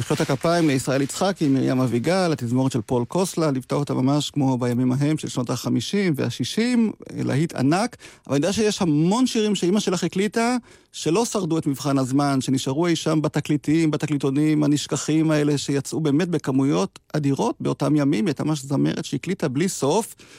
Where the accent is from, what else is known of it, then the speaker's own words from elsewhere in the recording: Degania Alef, Northern District, Israel; אני גדלתי בקיבוץ, דגניה א'